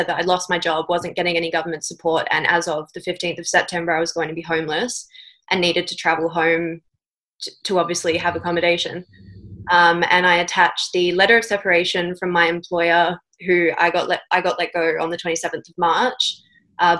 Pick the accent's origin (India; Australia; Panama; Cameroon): Australia; Western Australia; moved away; I'm part of the WA community